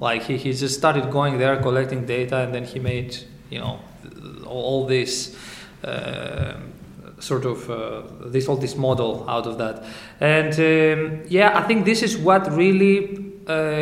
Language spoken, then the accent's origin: English; Greece; moved away as an adult; also born or lived in Southampton, United Kingdom; now in United Kingdom; I came from Greece and I came to UK in order to study